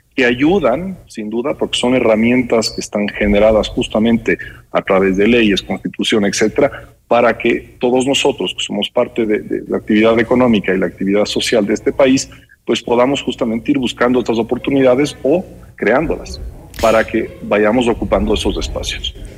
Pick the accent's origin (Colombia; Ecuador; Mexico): Ecuador; todos nosotros como ecuatorianos